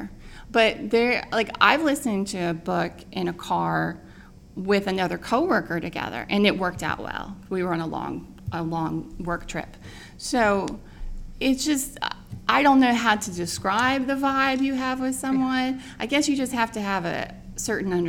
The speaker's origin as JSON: {"language": "English", "region": "Indiana", "country": "United States", "moved": "yes", "said": "my ex-husband and I, we are both from Indiana"}